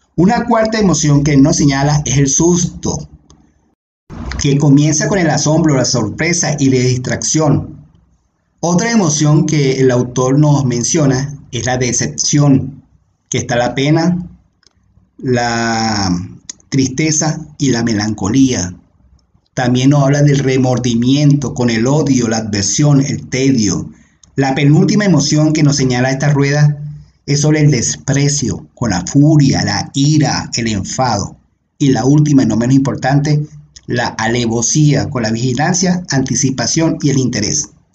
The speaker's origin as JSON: {"language": "Spanish", "country": "Venezuela", "also_born_or_lived": "Panama City, Panama", "moved": "as an adult", "said": "me tenía obviamente atado a mi bello país, a mi bella Venezuela."}